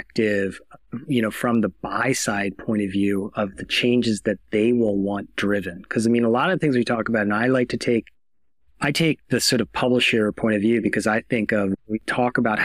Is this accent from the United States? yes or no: yes; United States